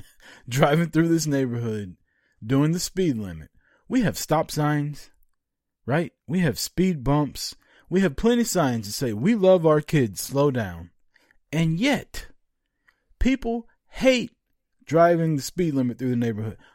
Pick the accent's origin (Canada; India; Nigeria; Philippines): Canada; I'm Canadian.